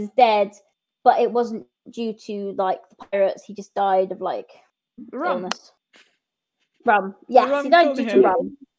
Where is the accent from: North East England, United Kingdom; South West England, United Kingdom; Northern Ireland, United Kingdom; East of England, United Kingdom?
South West England, United Kingdom; Bristol; I'm from Bristol, so it's a bit of like, when I heard it, I was like, oof, my hometown.